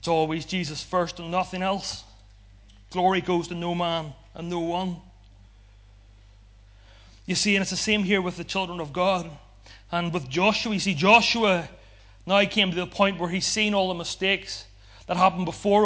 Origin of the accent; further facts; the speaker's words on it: Ulster, Northern Ireland, United Kingdom; because we're from Ulster